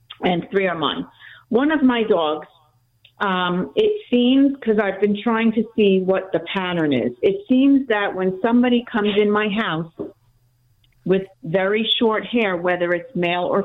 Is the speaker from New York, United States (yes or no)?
yes; North Bellmore, New York, United States; moved away as an adult; now in Huntersville, United States; I'm really from Long Island, North Belmore. I just moved here a couple months ago